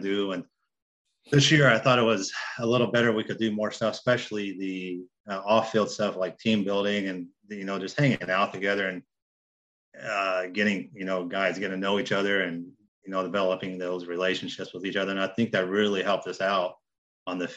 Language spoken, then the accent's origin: English; Indianapolis, Indiana, United States; moved away as an adult; also born or lived in Southeast Ohio; now in Ohio, United States; I'm from Indianapolis